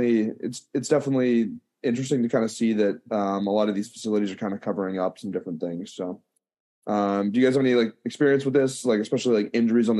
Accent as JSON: {"language": "English", "town": "Pittsburgh", "region": "Pennsylvania", "country": "United States", "said": "I'm a senior from Pittsburgh, Pennsylvania"}